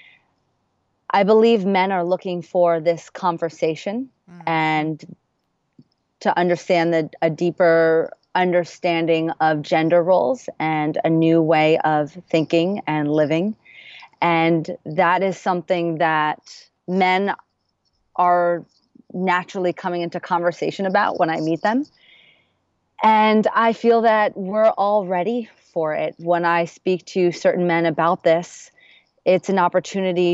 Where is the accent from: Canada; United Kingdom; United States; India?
United States; New York; now in Los Angeles, United States; I now live in LA. I'm originally from New York